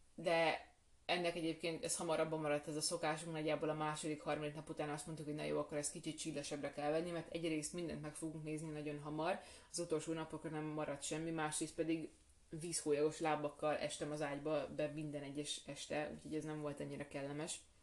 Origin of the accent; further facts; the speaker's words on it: Hungary; magyarok vagyunk